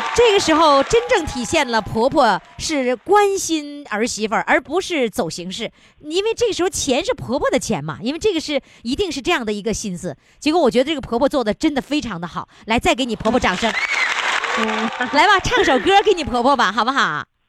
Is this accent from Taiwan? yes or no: no; Northeast China, China; 我们东北人就是吃那个大锅炖